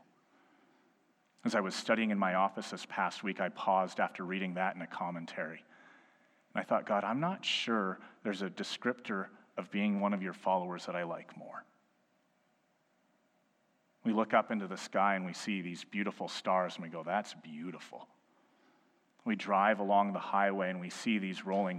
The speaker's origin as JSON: {"language": "English", "town": "Edmonton", "region": "Alberta", "country": "Canada", "tie": "born or raised there", "said": "I was born and raised in Edmonton. I've lived in two other provinces, but this is my home city."}